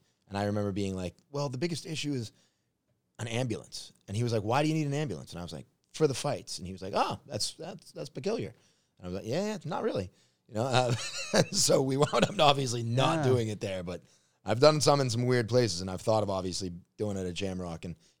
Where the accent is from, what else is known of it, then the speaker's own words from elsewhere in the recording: Marblehead, Massachusetts, United States; moved away as an adult; also born or lived in Los Angeles; now in Thailand; I grew up in Marblehead, Massachusetts. I'm repping Marblehead right now. Maddie's Sail Loft, small sailor town.